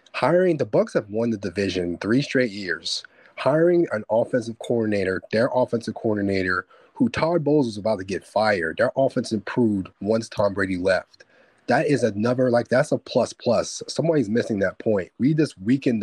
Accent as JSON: {"language": "English", "country": "Nigeria", "said": "I'm Nigerian"}